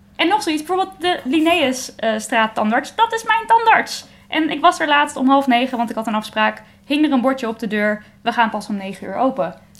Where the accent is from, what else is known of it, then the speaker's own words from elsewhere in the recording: Baarn, Utrecht, Netherlands; Ik kom zelf uit Baren